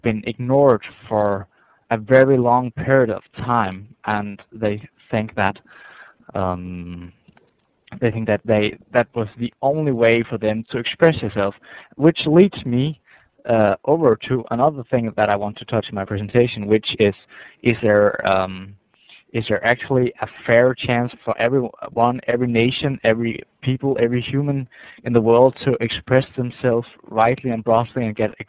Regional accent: Denmark; English is a second language; I'm calling from Denmark.

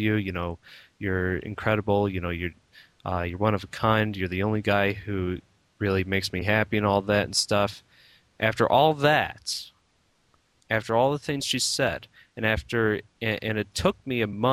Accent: United States; I'm basically an American mutt, Irish, Spanish, German

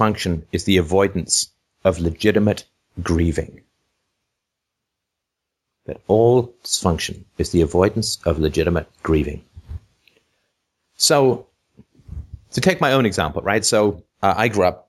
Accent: Ireland; I was born in Ireland

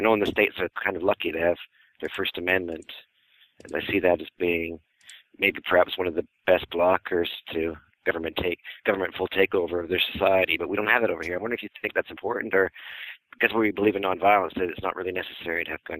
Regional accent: Canada; also born or lived in Brixton, London, England; now in London, United Kingdom; I'm not actually English. I'm Canadian, but I'm living over here.

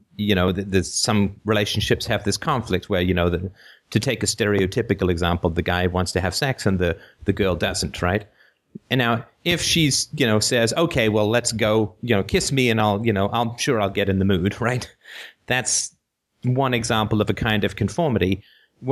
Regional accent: United Kingdom; I'm British

